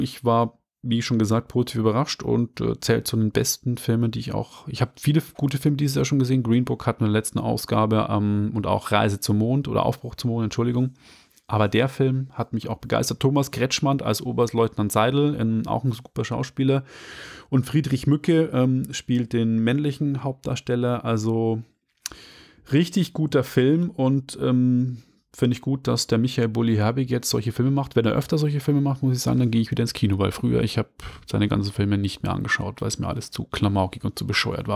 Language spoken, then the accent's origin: German; Upper Palatinate, Bavaria, Germany; moved away; aus meiner alten Heimat, der Oberpfalz